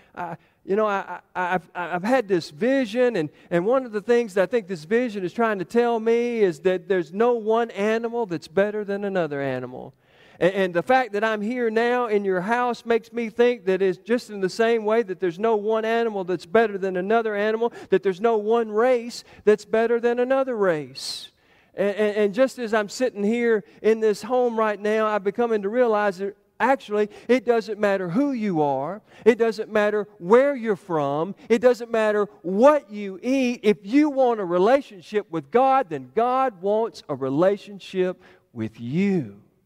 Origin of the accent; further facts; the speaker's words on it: Giles County, Tennessee, United States; I grew up down in Giles County